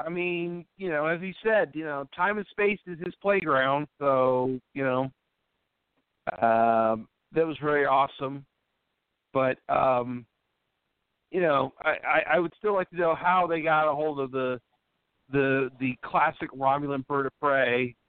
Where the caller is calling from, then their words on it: Charlottesville, Virginia, United States; calling from Charlottesville, Virginia.